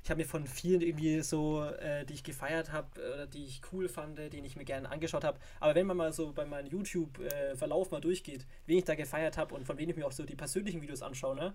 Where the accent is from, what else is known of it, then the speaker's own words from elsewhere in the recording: near Nuremberg, Bavaria, Germany; ich bin hier ja aufgewachsen in Nähe Nürnberg